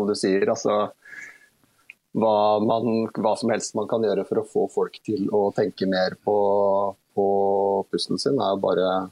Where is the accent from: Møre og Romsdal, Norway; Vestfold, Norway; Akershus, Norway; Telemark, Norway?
Vestfold, Norway; Horten; syntes ikke det var nødvendig å på en måte tråkke rundt i hele oppveksten min i Horten